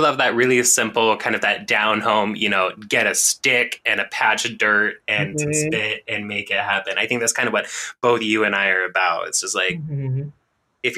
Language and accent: English; La Grande, Oregon, United States; Where I grew up around La Grande, Oregon